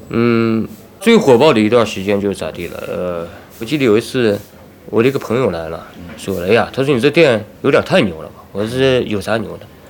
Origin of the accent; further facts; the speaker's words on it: Taiyuan, Shanxi, China; 咱们这个太原人算是厚道的，算是直率的，算是痛快的，咱们太原人